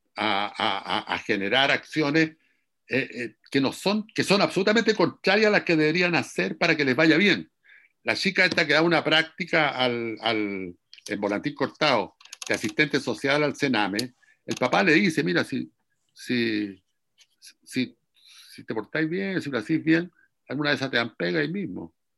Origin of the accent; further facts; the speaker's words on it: Curicó, Maule, Chile; also born or lived in Talcahuano; yo soy de Curicó, por ejemplo, y de Talcahuano